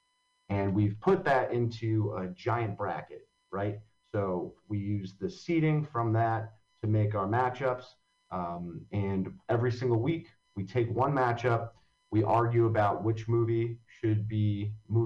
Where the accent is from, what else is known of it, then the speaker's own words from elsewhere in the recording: Long Valley, New Jersey, United States; also born or lived in Hoboken, New Jersey; I grew up in Long Valley, New Jersey, which if anyone doesn't know where that is, it's in Morris County